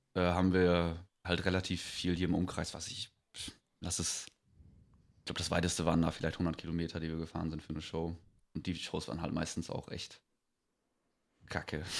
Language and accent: German; Greven, North Rhine-Westphalia, Germany; wir kommen aus, äh, aus Greven, also Kaff bei Münster